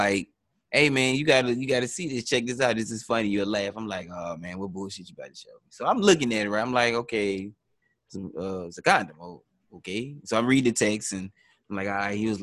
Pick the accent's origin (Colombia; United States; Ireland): United States; Deep South; I'm from the deep south